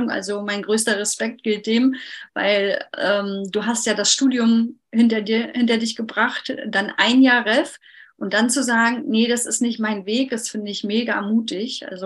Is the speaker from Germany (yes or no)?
yes; Mecklenburg-Vorpommern, Germany; Ich komme ja aus Mecklenburg-Vorpommern und da ist der Übergang ein bisschen weicher.